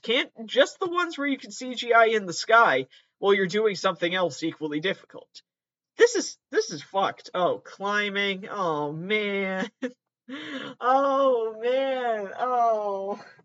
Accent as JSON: {"language": "English", "region": "Massachusetts", "country": "United States", "tie": "born or raised there", "said": "I am from Massachusetts. I've always lived in Massachusetts."}